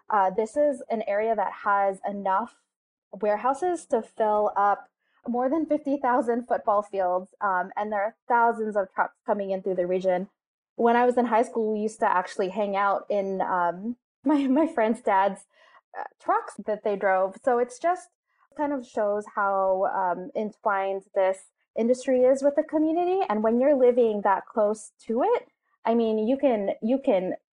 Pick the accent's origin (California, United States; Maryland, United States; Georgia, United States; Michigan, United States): California, United States; Um, I grew up in San Bernardino County um, it's got the worst smog in the entire country.